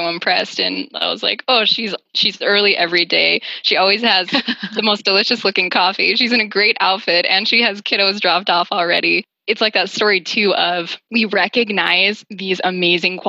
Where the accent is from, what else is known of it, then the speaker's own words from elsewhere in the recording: Idaho, United States; moved away; I'm out here in Idaho feeling like I'm in my roots